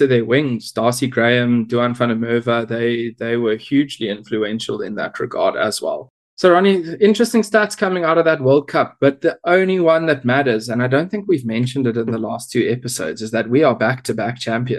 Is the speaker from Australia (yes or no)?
no; South Africa; so great being a South African now.